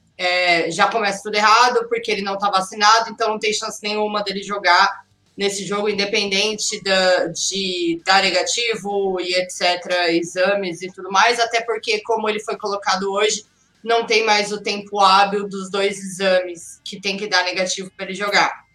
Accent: Brazil; eu, sou brasileira, eu tenho fé

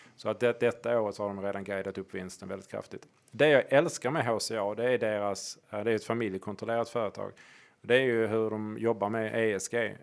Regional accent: Hörby, Skåne, Sweden; i Hörby där jag kommer ifrån

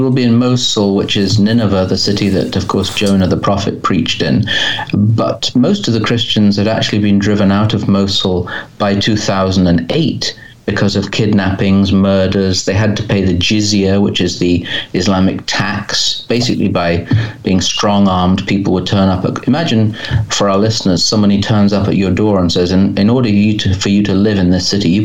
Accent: England, United Kingdom; I'm English, as you can probably tell

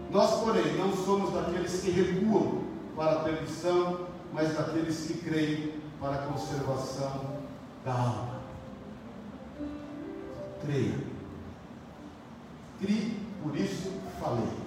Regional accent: Paulista, São Paulo, Brazil; como bom paulista

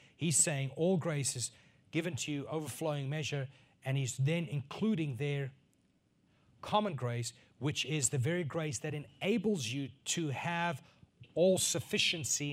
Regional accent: northern South Africa, South Africa; growing up in South Africa on a farm, in a northern part of South Africa

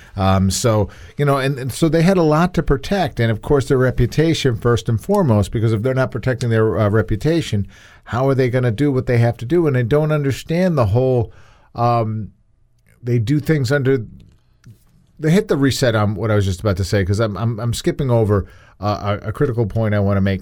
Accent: New York, United States; a kid growing up in New York

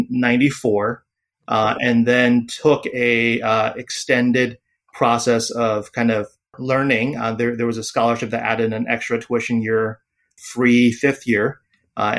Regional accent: Rockville, Maryland, United States; also born or lived in Taiwan; my family moved to the U.S., have relatives in the U.S., and moved to and grew up in Rockville, Maryland

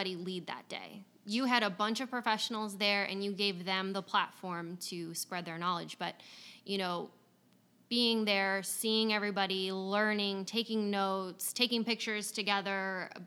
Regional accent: Cleveland, Ohio, United States; now in San Antonio, United States; I'm from Cleveland, Ohio

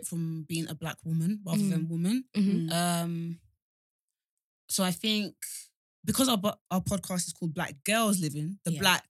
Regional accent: Nigeria; I'm Nigerian.

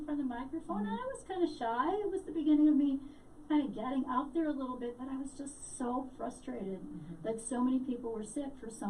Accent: Chicago, Illinois, United States; now in Albuquerque, United States; I grew up in Chicago. I'm now in Albuquerque, New Mexico.

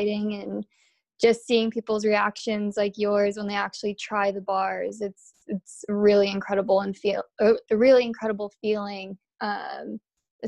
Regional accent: Buffalo, New York, United States; moved away as an adult; also born or lived in Atlanta, Georgia; I'm born and raised in Buffalo, New York

